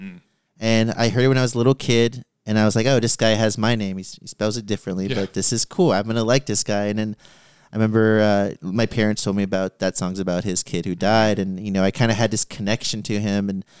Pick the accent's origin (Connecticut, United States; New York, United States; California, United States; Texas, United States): Texas, United States; San Antonio; I feel like growing up in San Antonio, it's hard not to have like that classic rock influence.